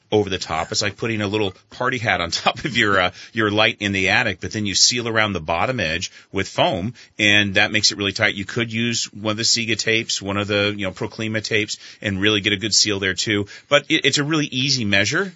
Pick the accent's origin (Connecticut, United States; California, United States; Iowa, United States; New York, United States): California, United States; San Diego; moved away as an adult; also born or lived in Panama City, Florida / Vermont; I came from San Diego originally